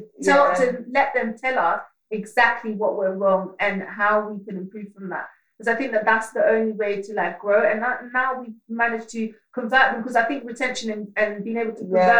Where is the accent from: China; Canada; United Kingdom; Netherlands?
Netherlands; moved away; I grew up in Holland and then I came here at like quite a pivotal age as well.